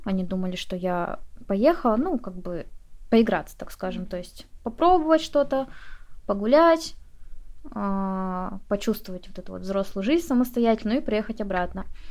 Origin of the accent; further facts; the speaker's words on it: Komsomolsk-on-Amur, Khabarovsk Krai, Russia; moved away as an adult; Я из города Комсомольска на Амуре. Я с Дальнего Востока. Многие не слышали об этом городе, хотя он не такой маленький. Я переехала со своего родного города довольно-таки поздно. Мне было 24 года.